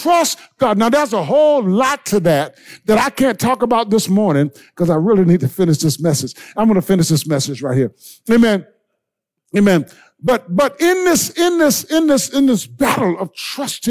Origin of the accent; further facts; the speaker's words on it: Blair, South Carolina, United States; I grew up in Blair, South Carolina.